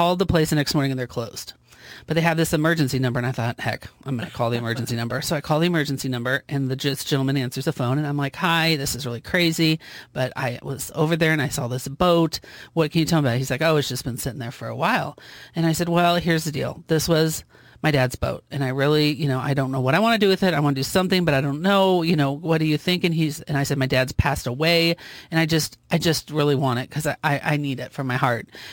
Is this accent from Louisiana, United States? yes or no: no; Council Bluffs, Iowa, United States; that's my hometown